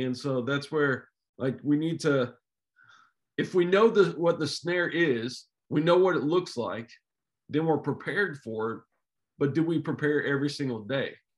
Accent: Jefferson City, Missouri, United States; I grew up around Jeff City

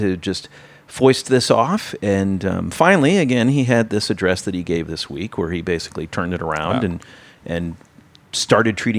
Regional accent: Michigan, United States; moved away; Michigan, my home state by birth

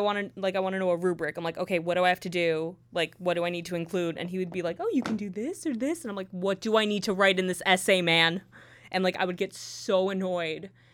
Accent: near New Brunswick, New Jersey, United States; also born or lived in Purchase, New York; ten minutes away from where I grew up

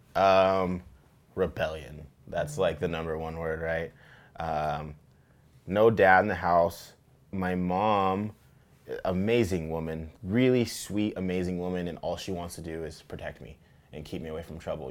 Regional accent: Tacoma, Washington, United States; I grew up fishing here in Tacoma

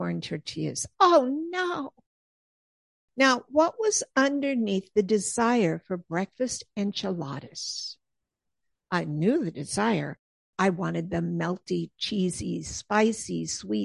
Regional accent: Southern California, United States; moved away as an adult; now in Pennsylvania, United States; growing up and living decades in Southern California

